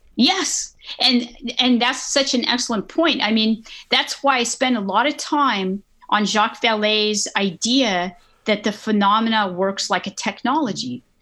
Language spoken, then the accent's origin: English; Northern California, United States; I grew up in California, Northern California